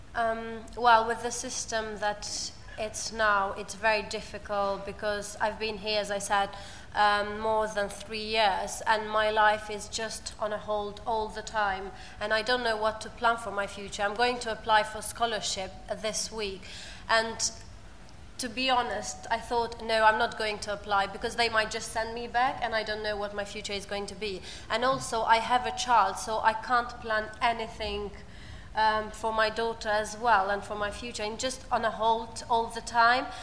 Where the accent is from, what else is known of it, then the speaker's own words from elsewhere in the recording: Albania; English is a second language; moved away as an adult; now in United Kingdom; I come from Albania and I've been in the UK for about three years and a half.